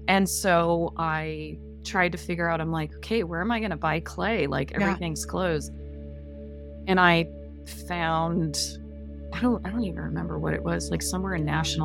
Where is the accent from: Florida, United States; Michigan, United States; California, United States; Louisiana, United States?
California, United States; Pasadena; also born or lived in south of France; now in California, United States; growing up